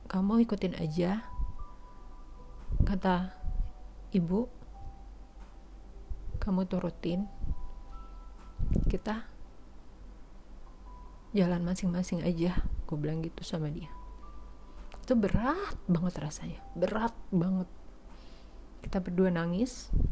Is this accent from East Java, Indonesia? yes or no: no; West Sumatra, Indonesia; karena suku dia Jawa gue Padang eh sorry dia Jawa gue Minang